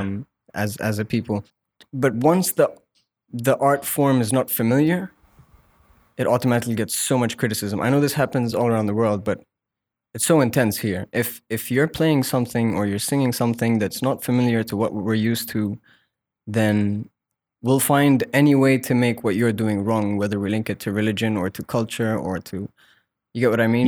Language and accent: English; Muscat, Oman; I was born and raised here